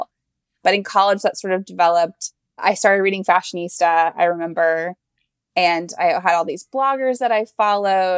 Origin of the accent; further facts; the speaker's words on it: Ocala, Florida, United States; I am from a small town in Florida called Ocala